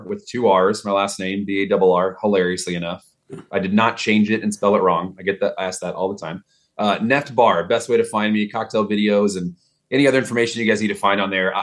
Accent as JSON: {"language": "English", "town": "Dallas", "region": "Texas", "country": "United States", "accent": "Texas", "moved": "yes", "said": "I'm from Texas, so I don't really have a strong Texas accent until I'm either talking to someone from back home"}